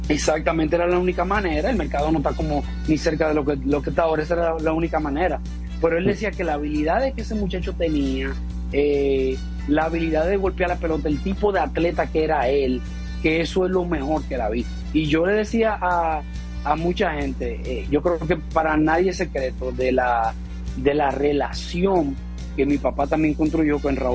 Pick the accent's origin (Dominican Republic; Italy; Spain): Dominican Republic; Campo de la Palma; eso yo me pasé mi niñez ahí en Campo de la Palma, y yo me recuerdo siendo un niño de 11 y de 12 años